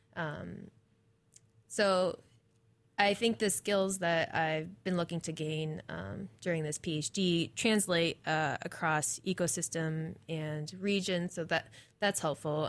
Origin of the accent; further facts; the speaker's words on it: New England, United States; moved away as an adult; also born or lived in Maine / Michigan / New Hampshire; now in Corvallis, United States; I'm from New England, I'm from a lot of nature